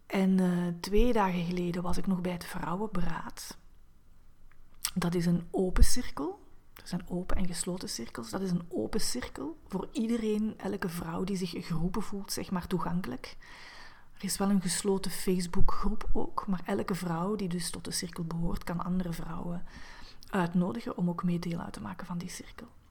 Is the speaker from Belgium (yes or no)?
yes; Diest, Flanders, Belgium; now in Antwerp, Belgium; Ik ben oorspronkelijk geboren in Diest, in België, ehm, tegen Limburg aan, ehm, maar ik woon ondertussen al vijftien jaar in Antwerpen